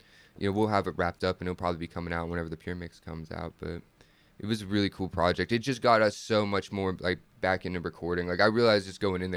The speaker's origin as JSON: {"language": "English", "region": "Pennsylvania", "country": "United States", "said": "I'm from Pennsylvania"}